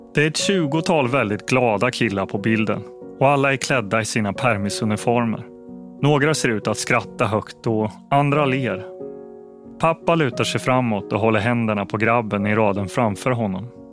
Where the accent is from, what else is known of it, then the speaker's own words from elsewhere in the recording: Linköping, Östergötland, Sweden; I huset på Tallgatan i Linköping där jag växte upp